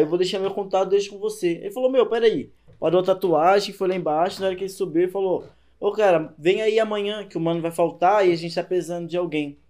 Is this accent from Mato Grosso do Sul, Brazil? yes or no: no; Fortaleza, Ceará, Brazil; now in São Paulo, Brazil; eu sou lá de Fortaleza e tal, vim pra cá faz pouco